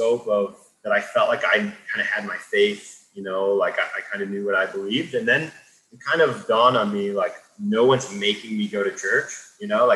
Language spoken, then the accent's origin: English; Pennsylvania, United States; I grew up in Eastern Pennsylvania outside of Philly